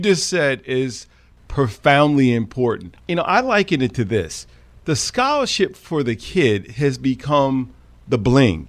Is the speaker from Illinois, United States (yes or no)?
no; Westchester County, New York, United States; growing up playing lacrosse in Westchester County early on, where you could not buy a stick in my town